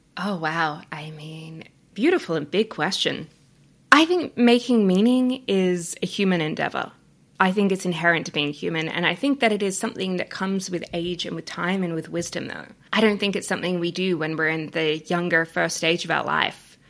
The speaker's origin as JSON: {"language": "English", "country": "Australia", "accent": "Australian", "moved": "yes", "lives_now": "Canada", "said": "I'm Australian, if you can hear my accent"}